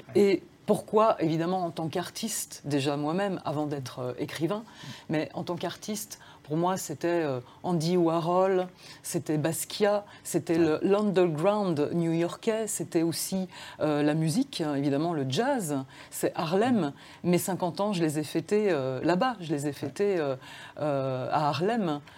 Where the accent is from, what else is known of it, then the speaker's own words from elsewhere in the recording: Dijon, Bourgogne-Franche-Comté, France; first language Serbian; French is a second language; also born or lived in Serbia; j'ai vécu à Dijon. Je vivais à Dijon, je suis née en France. Euh, je passais deux mois par an en Serbie